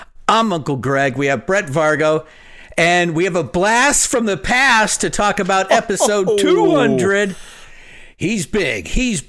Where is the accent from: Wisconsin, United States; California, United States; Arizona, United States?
Arizona, United States; Phoenix; I loved it because growing up in Phoenix, we didn't really have alternative radio.